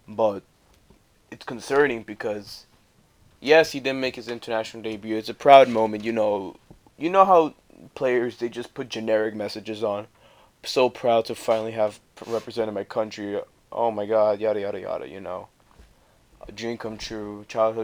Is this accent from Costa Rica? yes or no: yes; Costa Rica; now in New Jersey, United States; I'm from Costa Rica